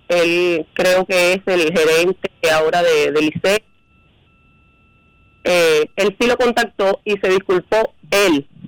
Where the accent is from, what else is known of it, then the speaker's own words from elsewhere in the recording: Cuba; yo soy cubano también